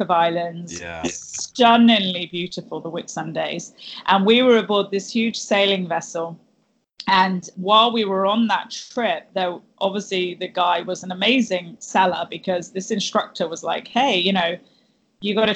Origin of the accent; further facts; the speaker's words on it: Cornwall, South West England, United Kingdom; moved away; I'm originally from Cornwall in England, and growing up, you know, I grew up on the beaches in Cornwall, basically.